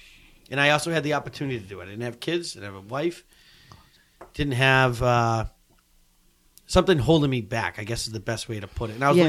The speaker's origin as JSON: {"language": "English", "region": "southeastern Massachusetts", "country": "United States", "tie": "born or raised there", "also_born_or_lived": "Block Island", "accent": "Mass", "moved": "as an adult", "lives_now": "Vermont, United States", "said": "I grew up in southeastern Massachusetts, right by Patriot Stadium, or Gillette Stadium, whatever you want to call"}